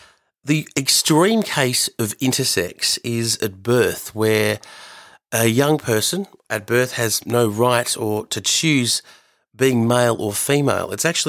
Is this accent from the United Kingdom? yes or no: no; Australia; growing up in Australia in the 80s as a Fijian Indian boy